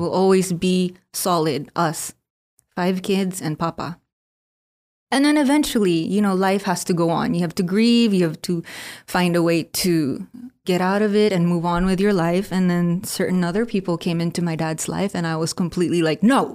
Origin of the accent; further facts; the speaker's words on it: Philippines; Being Filipino, born and raised in the Philippines